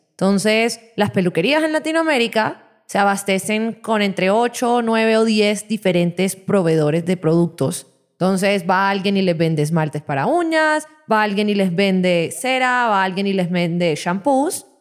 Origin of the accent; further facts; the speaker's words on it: Barranquilla, Atlántico, Colombia; Yo vengo de una ciudad